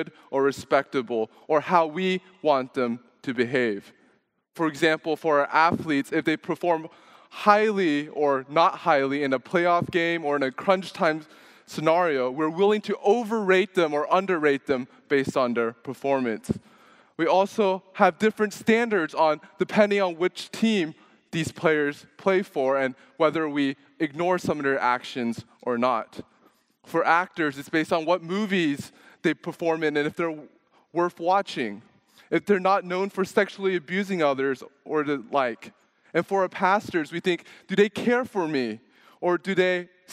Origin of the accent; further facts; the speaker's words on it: Dallas, Texas, United States; also born or lived in Louisiana; now in Houston, United States; I was born in Louisiana. I grew up in Dallas and then came to Houston for college